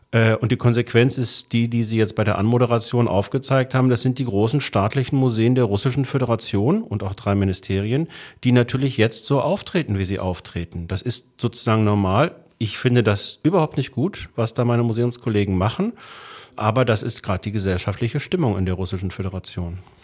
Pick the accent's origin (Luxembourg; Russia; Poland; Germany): Germany; als Deutscher